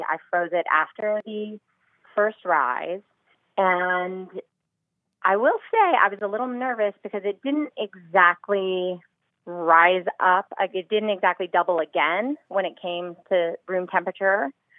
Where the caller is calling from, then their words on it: Los Angeles, California, United States; Los Angeles.